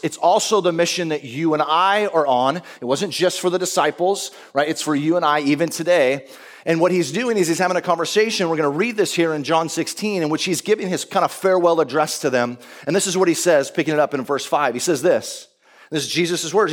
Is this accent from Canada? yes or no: no; United States; we grew up in America